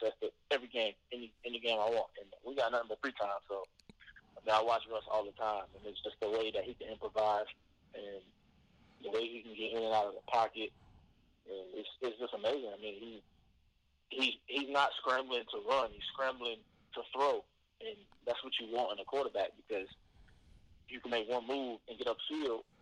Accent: South Florida, United States; Growing up in South Florida

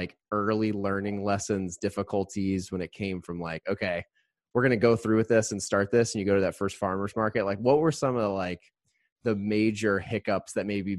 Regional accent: Indiana, United States; now in Chicago, United States; I'm from Indiana

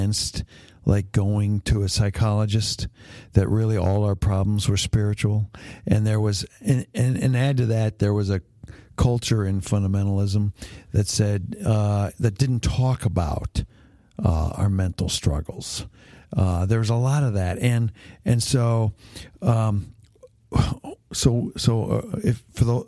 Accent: Hamilton, Ontario, Canada; When I grew up in Hamilton, Ontario, Canada, all my friends' dads were factory workers in steel factories.

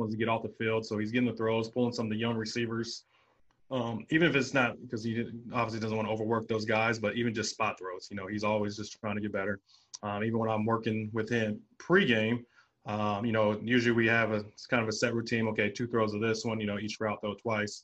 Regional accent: San Diego, California, United States; me growing up in San Diego

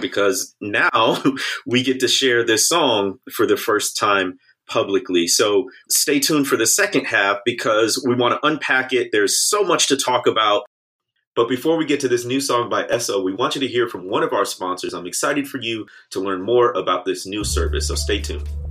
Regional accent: United States; somebody born and raised in the United States

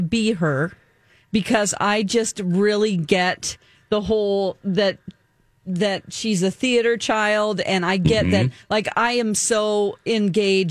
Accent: California, United States; I'm a Californian

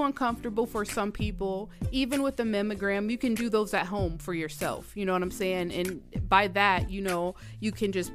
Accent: Georgia, United States; I'm from Georgia. I went to school in Georgia.

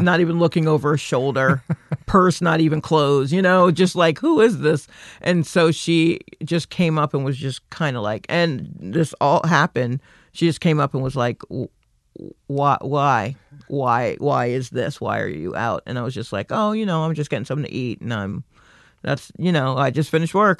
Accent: Stone Mountain, Georgia, United States; I grew up in Stone Mountain

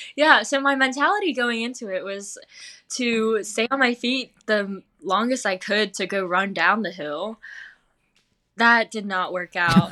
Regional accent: Smithfield, North Carolina, United States; I grew up in Smithfield, North Carolina

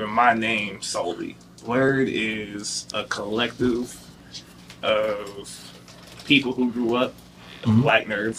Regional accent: the Carolinas, United States; I'm from the Carolinas.

